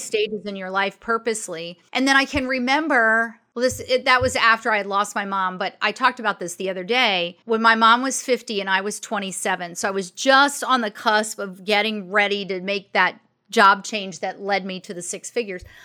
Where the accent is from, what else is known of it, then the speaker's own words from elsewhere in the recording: Maryland, United States; also born or lived in Arizona; I grew up in Maryland, outside of D C